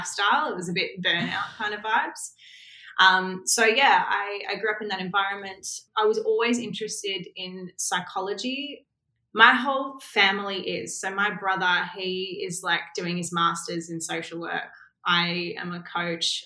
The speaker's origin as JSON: {"language": "English", "town": "Melbourne", "region": "Victoria", "country": "Australia", "tie": "born or raised there", "said": "I grew up in Melbourne, Australia"}